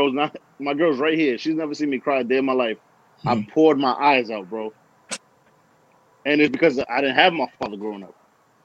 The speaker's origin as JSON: {"language": "English", "region": "New York", "country": "United States", "said": "we're from New York."}